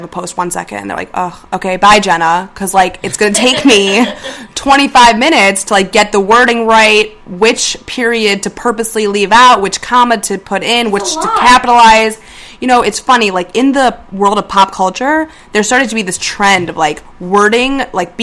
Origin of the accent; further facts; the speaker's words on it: Chicago, Illinois, United States; moved away as an adult; now in New York, United States; I'm from Chicago. I just moved to New York like 6 months ago.